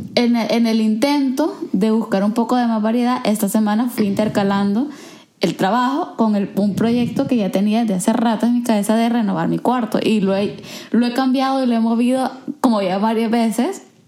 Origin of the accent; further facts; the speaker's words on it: El Salvador; first language Spanish; moved away; habiendo crecido en El Salvador, como que, por ejemplo, yo crecí en una sociedad sumamente homogénea